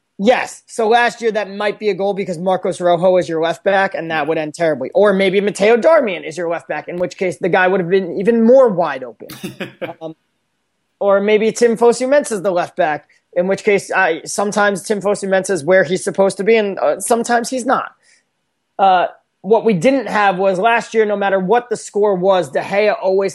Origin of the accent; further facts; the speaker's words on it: United Kingdom; right now I am being the British 55-year-old, like, crusty old dude, like, which is the equivalent of the American 55-year-old crusty old dude